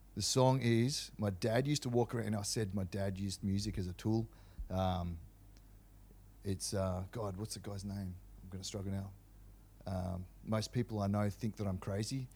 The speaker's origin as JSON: {"language": "English", "town": "Canberra", "region": "Australian Capital Territory", "country": "Australia", "tie": "born or raised there", "also_born_or_lived": "Melbourne", "moved": "yes", "said": "I was born in Canberra, and my father was a career police officer"}